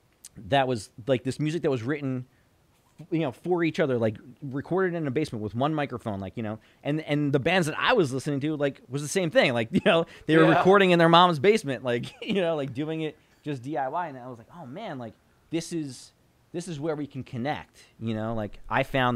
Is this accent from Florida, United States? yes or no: no; Belleville, New Jersey, United States; growing up where I grew up in Belleville